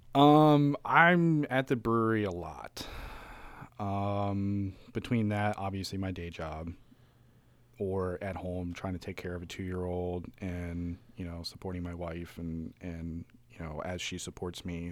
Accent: Frederick, Maryland, United States

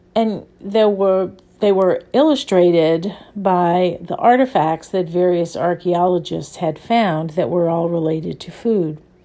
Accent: New Orleans, Louisiana, United States; I grew up in New Orleans, where there is a very, very strong food culture

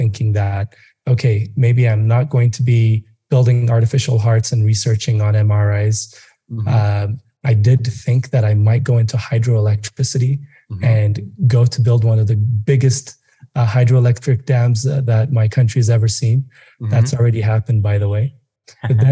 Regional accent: Addis Ababa, Ethiopia; now in Nairobi, Kenya; I grew up in Addis

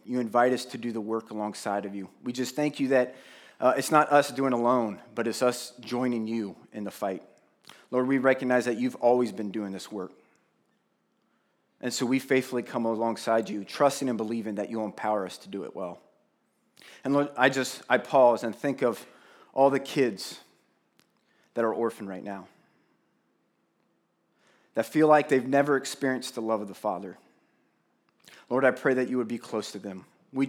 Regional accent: Plain City, United States; we grew up in Plain City, representing, right, Brandon? Yes. So we lived in the country, and we literally went to a neighbor to go to the farm to literally pick up our milk.

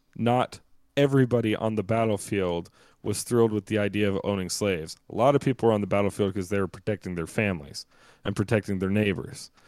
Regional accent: the South, United States; when I was younger, growing up in the South

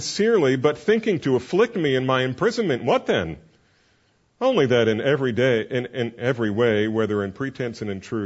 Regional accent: New Jersey, United States; I'm from New Jersey

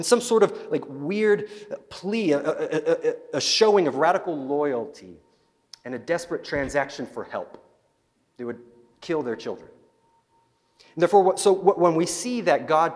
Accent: Salt Lake City, Utah, United States; now in Nampa, United States; I'm originally from Utah, the Salt Lake area

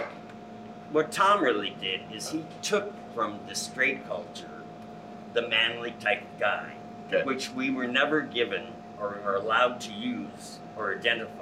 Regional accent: Canada; moved away as an adult; also born or lived in New York; now in Los Angeles, United States; I was 26, I grew up in Canada

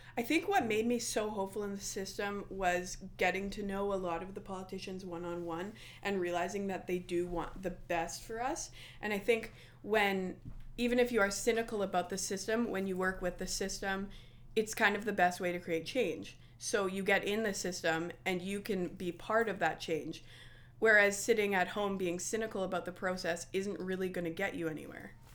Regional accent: Winnipeg, Manitoba, Canada; A lot of people think I'm from Niverville. I am from Winnipeg

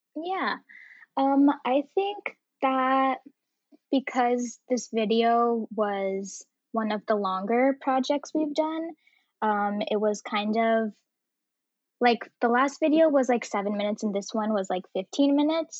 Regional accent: Bay Area, California, United States; I grew up in the Bay Area

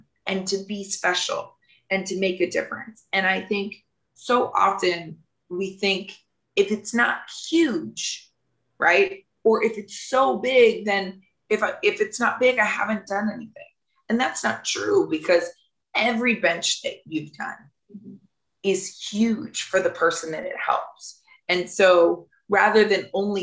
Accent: the South, United States; I'm from the South

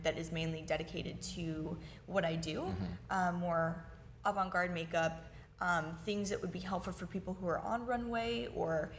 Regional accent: St. Petersburg, Florida, United States; I was born and raised in St. Petersburg, Florida

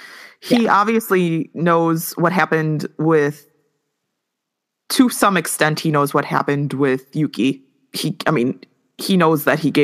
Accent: United States; I'm American.

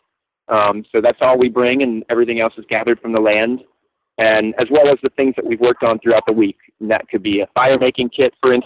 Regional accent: Virginia, United States; moved away as an adult; now in St. Croix, U.S. Virgin Islands; where I grew up in Virginia

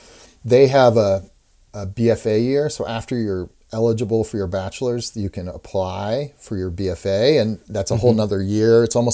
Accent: Pacific Northwest, United States; I think I kind of idealized growing up in the Pacific Northwest.

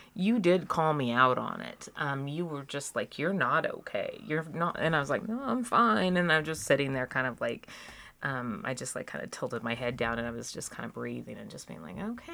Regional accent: Reno, Nevada, United States; also born or lived in Seattle; growing up in Reno and being in the Seattle-ish grunge scene in the 90s

